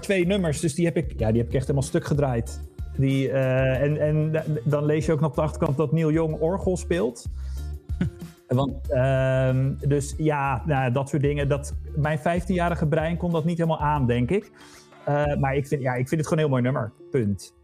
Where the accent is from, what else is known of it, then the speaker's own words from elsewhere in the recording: Harderwijk, Gelderland, Netherlands; ik kwam uit Harderwijk